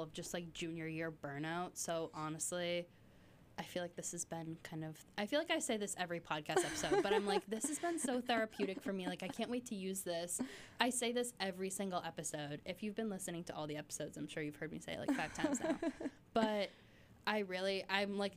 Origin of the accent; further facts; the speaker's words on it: Massachusetts, United States; I was born and raised in Massachusetts